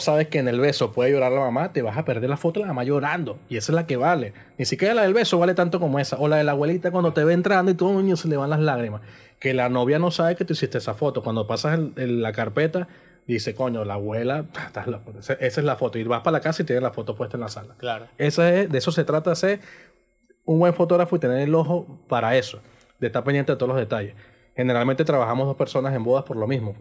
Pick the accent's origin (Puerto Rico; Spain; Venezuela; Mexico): Venezuela; Coro, Falcón; Coro es mi casa, Coro es el patio donde yo vivo, o sea, lo es todo para mí